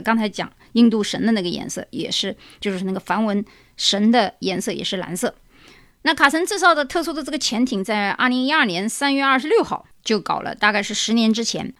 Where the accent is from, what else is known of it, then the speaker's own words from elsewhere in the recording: China; 我们中国人